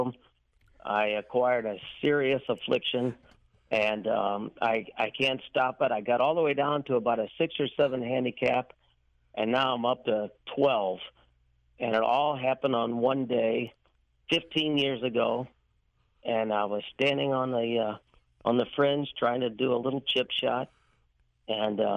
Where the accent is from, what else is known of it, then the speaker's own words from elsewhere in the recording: St. Louis, Missouri, United States; Right here in St. Louis.